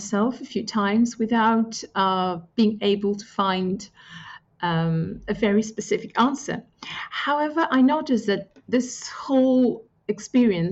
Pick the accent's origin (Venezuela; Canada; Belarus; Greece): Greece; Corfu, Ionian Islands; first language Greek; English is a second language; moved away as an adult; also born or lived in United Kingdom / China; I come from an island. So both my parents are Greek. And I grew up in a pretty homogeneous community.